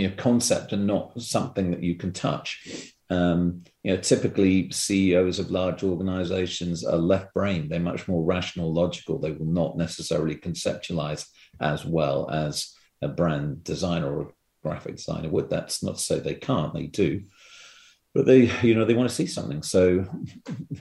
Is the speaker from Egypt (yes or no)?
no; United Kingdom; moved away as an adult; also born or lived in London / Singapore / Hong Kong; now in Vancouver, Canada; when I moved from Ogilvy, London, I went to Singapore, and I ended up is never going back to Britain